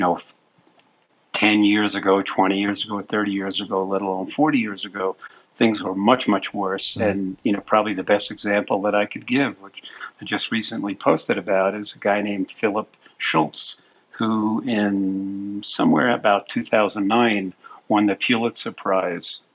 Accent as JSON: {"language": "English", "town": "New York City", "region": "New York", "country": "United States", "tie": "born or raised there", "said": "I was born and raised in Brooklyn, New York."}